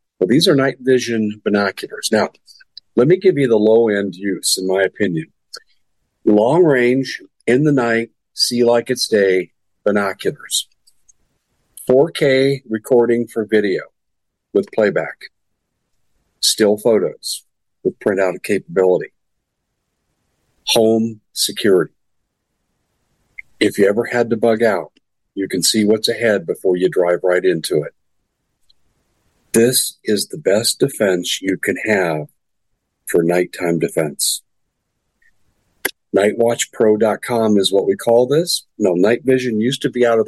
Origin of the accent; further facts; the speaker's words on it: United States; I am an American